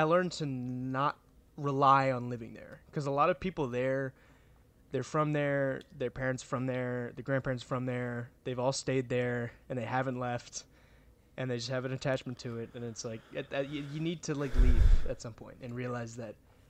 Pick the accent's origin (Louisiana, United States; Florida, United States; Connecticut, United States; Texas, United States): Louisiana, United States; I know, when I say that I'm from Louisiana, people, like, really don't, like, they're very surprised.